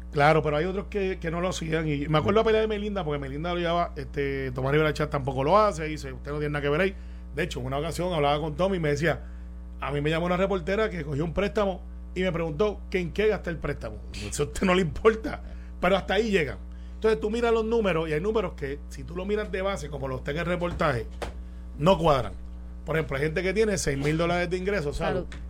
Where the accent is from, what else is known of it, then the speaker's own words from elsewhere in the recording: Puerto Rico; somos puertorriqueños